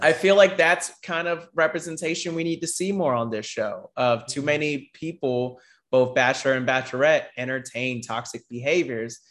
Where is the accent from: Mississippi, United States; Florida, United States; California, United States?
Florida, United States; I'm from Florida